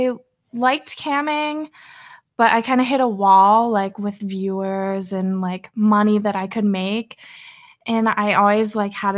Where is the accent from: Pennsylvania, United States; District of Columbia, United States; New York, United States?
Pennsylvania, United States; I'm from good old Pennsylvania